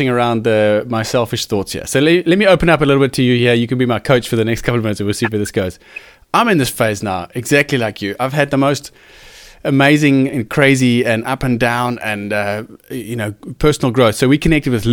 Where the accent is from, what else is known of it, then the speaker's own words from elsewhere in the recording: Cape Town, Western Cape, South Africa; It's brought me back to Cape Town. I'm from Cape Town